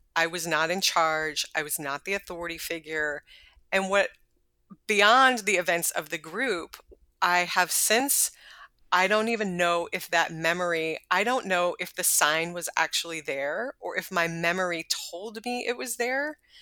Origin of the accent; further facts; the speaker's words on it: Texas, United States; I'm from Texas and my parents are from the South